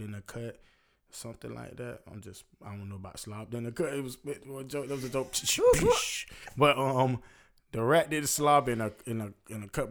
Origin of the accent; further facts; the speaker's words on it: Florida, United States; I'm from Florida